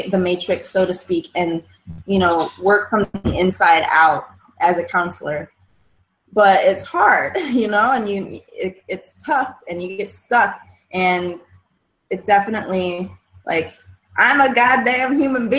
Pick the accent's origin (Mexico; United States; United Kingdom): United States; Michigan; I'm so rooted in Michigan. So I'm from Michigan. I'm in Kalamazoo, Michigan